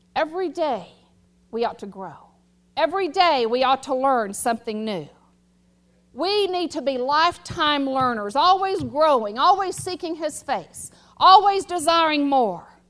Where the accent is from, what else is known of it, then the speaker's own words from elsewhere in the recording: United States; I'm an American, I know one language